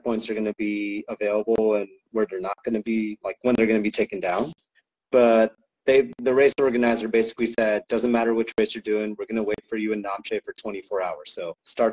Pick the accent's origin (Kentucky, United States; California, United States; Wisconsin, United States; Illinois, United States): California, United States; I'm a Californian boy